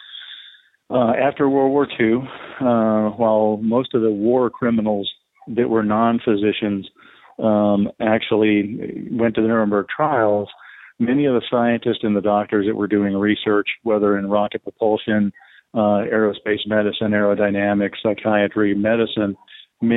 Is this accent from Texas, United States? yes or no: yes; Texas, United States; I'm from Texas, born and raised, still live in the state of Texas.